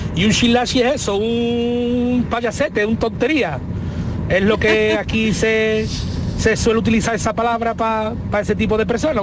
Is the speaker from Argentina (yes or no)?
no; Alcalá de Guadaíra, Andalusia, Spain; now in El Viso del Alcor, Spain; Yo soy de Alcalá de Guadaira, pero hace muchos años que, vivo en el viso del Arco.